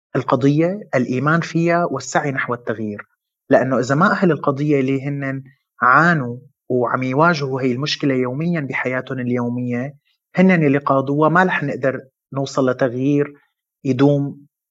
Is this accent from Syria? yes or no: yes; Syria; now in Lebanon; أنا من سوريا ومقيم بلبنان من 8 سنين